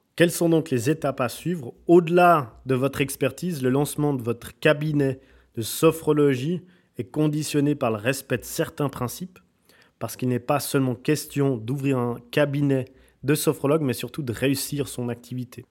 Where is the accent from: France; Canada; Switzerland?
Switzerland; je viens de Suisse